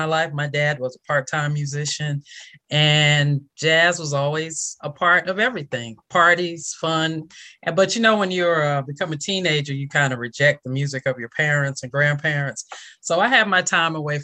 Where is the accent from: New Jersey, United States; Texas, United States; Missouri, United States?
New Jersey, United States; now in Georgia, United States; I'm from New Jersey, but ended up in Georgia